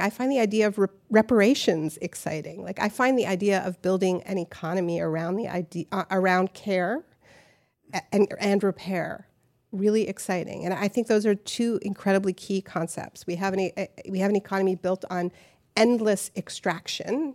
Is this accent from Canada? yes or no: yes; Canada; now in New York, United States; I'm from Canada, we're from New France